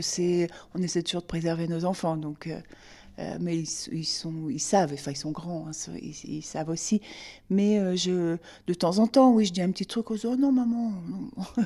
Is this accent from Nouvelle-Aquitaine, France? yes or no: yes; Limousin, Nouvelle-Aquitaine, France; now in Rouen, France; je suis originaire du Limousin, mes parents vivent là-bas